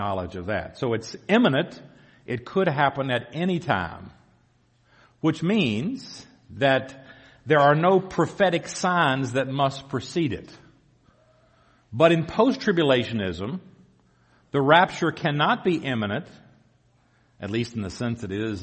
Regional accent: the South, United States; accent: southern; moved away; You can probably tell by my accent I'm from the south.

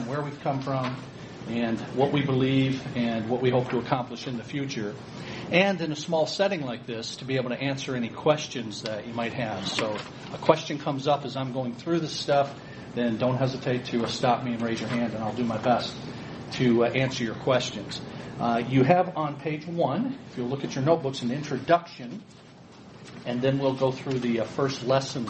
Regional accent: Ecorse, Michigan, United States; I grew up downriver here in Ecorse. So I tell people I grew up in Ecorse and I live to tell about it.

